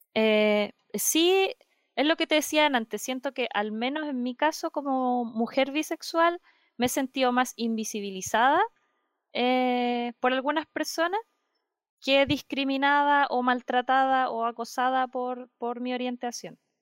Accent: Concepción, Biobío, Chile; yo soy de Concepción

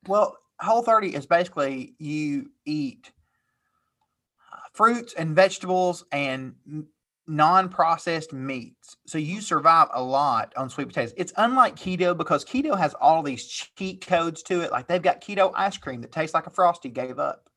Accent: Tennessee, United States; I'm from Tennessee

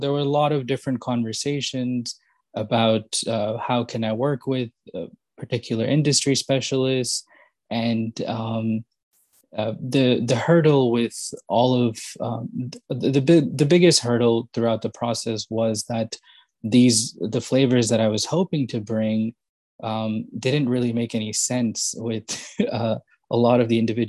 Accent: Yonkers, New York, United States; moved away as an adult; now in Princeton, United States; born in New York City and then grew up in a town named Yonkers, just kind of outside New York City

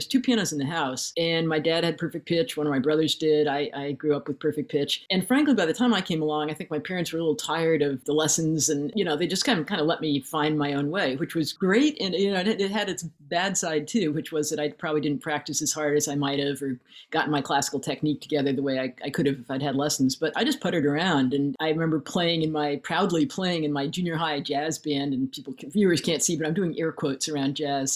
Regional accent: Connecticut, United States; moved away as an adult; I grew up in Connecticut

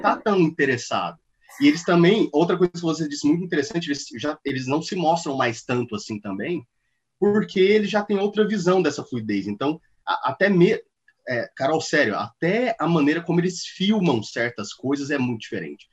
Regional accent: Goiânia, Goiás, Brazil; Eu sou nascido e criado em Goiânia

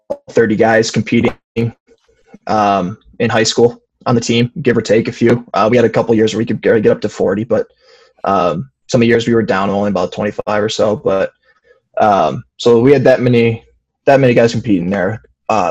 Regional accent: Fowlerville, Michigan, United States; I grew up in a small farming community in Fowlerville, Michigan

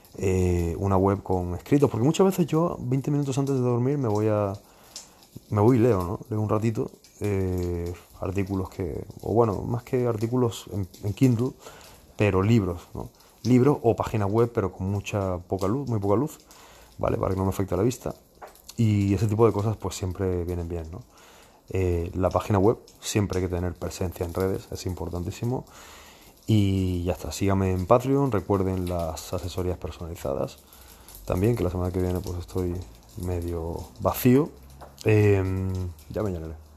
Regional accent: Spain; moved away; yo también soy español

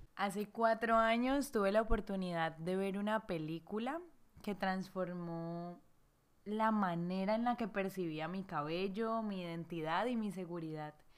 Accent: Cali, Valle del Cauca, Colombia; mi ciudad natal Cali

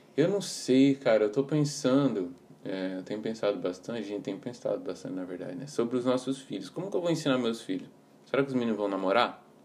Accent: Campo Grande, Mato Grosso do Sul, Brazil; sou de Campo Grande

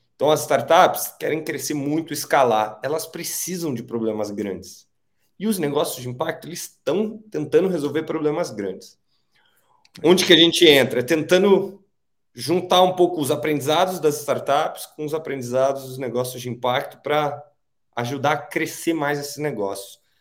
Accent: Rio de Janeiro, Brazil; now in São Paulo, Brazil; eu nasci no Rio de Janeiro, apesar de morar aqui em São Paulo já há alguns anos

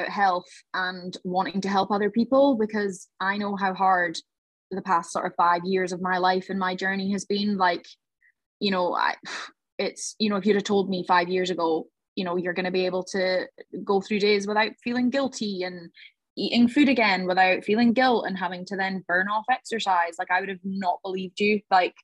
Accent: Highlands of Scotland, United Kingdom; I grew up and I'm from the Highlands of Scotland

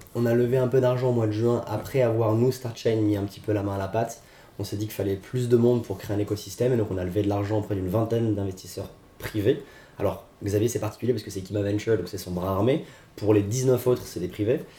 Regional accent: France; nous en tant que Français

